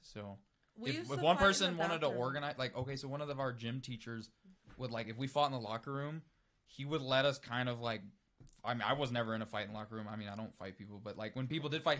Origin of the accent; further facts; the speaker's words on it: Missouri, United States; moved away; I saw mad fights growing up in Missouri.